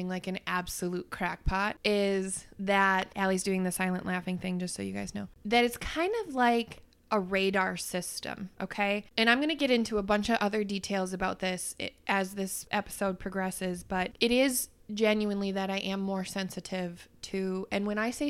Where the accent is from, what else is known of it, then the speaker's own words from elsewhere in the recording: Wisconsin, United States; we're from Wisconsin